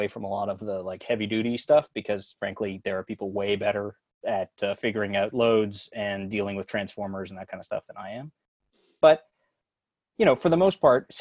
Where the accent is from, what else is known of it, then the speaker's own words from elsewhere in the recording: Winnipeg, Manitoba, Canada; moved away; I grew up in Winnipeg